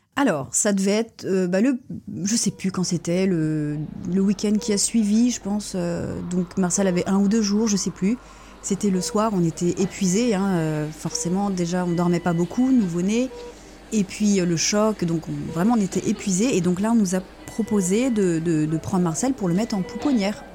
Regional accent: Rennes, Brittany, France; moved away as an adult; now in Lorient, France; je suis née à Rennes.

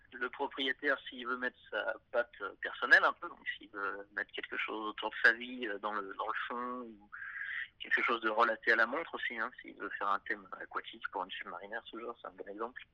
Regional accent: Clermont-Ferrand, Auvergne-Rhône-Alpes, France; je suis un mec de Clermont-Ferrand

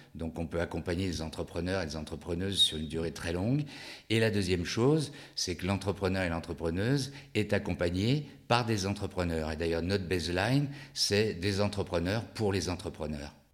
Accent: Lyon, Auvergne-Rhône-Alpes, France; je suis originaire de Lyon

